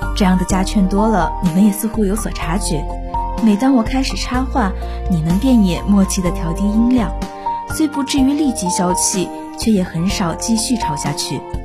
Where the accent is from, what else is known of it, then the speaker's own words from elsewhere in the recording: Taizhou, Jiangsu, China; moved away as an adult; now in Nanjing, China; 来自江苏泰州。我在南京大学，距离我的家乡一百七十八公里